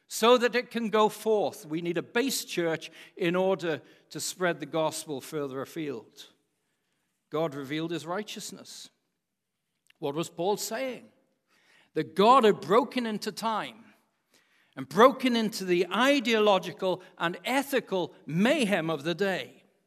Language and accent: English; Wales, United Kingdom; as a Welshman